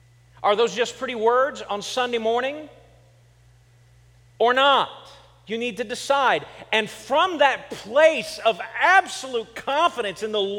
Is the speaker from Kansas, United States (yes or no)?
yes; Kansas, United States; And I said I was from Kansas. That is nowhere, that is not being a Southerner.